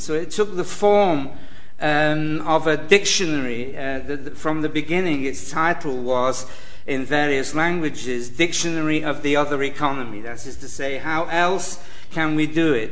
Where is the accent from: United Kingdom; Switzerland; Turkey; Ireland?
United Kingdom; Manchester, North West England; I'm from Manchester, where we know the price of everything and the value of nothing